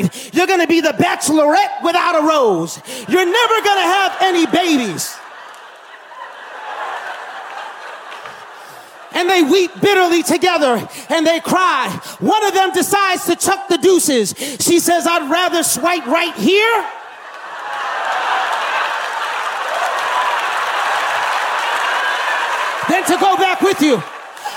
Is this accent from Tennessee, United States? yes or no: no; New York, United States; moved back to New York to start our church where we were from